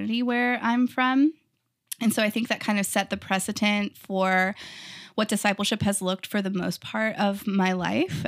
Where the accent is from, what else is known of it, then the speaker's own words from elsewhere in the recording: Texas, United States; moved away as an adult; also born or lived in California; I grew up in Texas in a really tiny town, like, two hundred people, very small